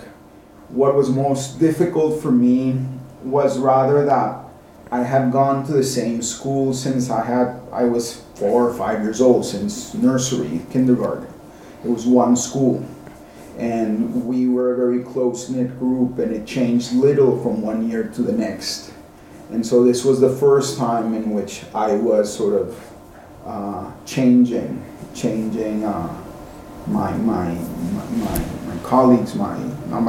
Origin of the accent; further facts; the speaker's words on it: Cali, Valle del Cauca, Colombia; moved away as an adult; also born or lived in Washington, D.C., United States; now in Geneva, Switzerland; Life growing up in Cali was great